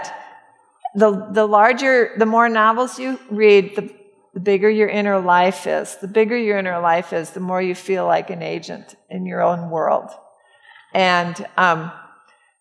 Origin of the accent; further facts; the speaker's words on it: St. Louis, Missouri, United States; moved away as an adult; also born or lived in Iowa; I grew up in St. Louis